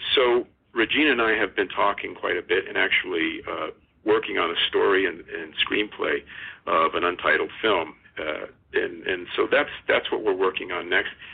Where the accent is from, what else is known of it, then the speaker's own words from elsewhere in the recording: Las Vegas, Nevada, United States; I'm born and raised in Las Vegas. I went to Bishop Gorman High School